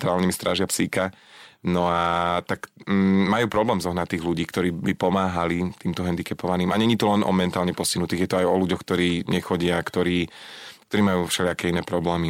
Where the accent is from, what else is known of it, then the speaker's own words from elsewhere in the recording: Lower Orava, Žilina Region, Slovakia; ja som z Dolnej Oravy, z Dolnej